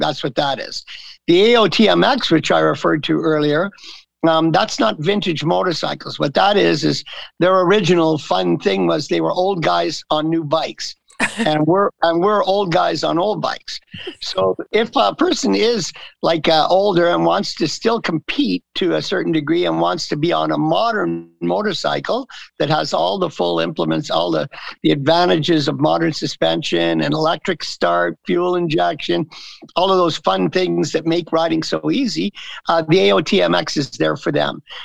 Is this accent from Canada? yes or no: yes; the East, Eastern Canada, Canada; moved away as an adult; also born or lived in California; I grew up in the East. I've been here since 1980